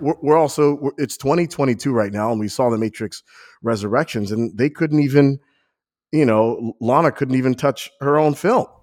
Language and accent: English; New York, United States; now in Ohio, United States; I feel like a transplant, even though I'm from New York